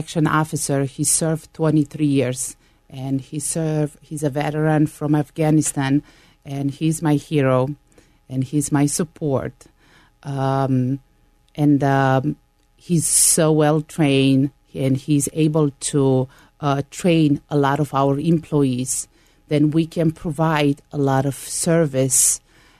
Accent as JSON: {"language": "English", "country": "Romania", "moved": "yes", "lives_now": "United States", "said": "I'm an immigrant from Romania"}